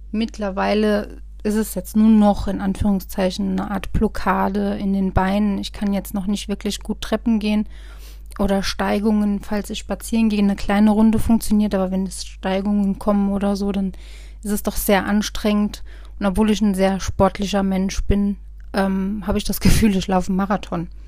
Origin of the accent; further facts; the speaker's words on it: Rhineland-Palatinate, Germany; hier im Westerwald, ich komme ja aus dem Westerwald, kannte mich jeder Arzt im Prinzip.